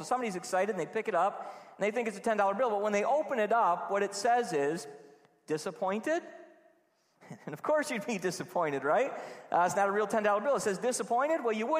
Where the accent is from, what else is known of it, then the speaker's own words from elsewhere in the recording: Trenton, New Jersey, United States; I was on Grange Road in Trenton, just going to all these houses and trick-or-treating. I grew up in Trenton.